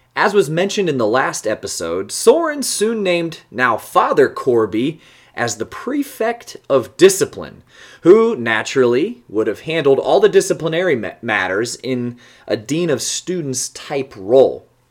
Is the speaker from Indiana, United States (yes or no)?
yes; Fort Wayne, Indiana, United States; my hometown of Fort Wayne, Indiana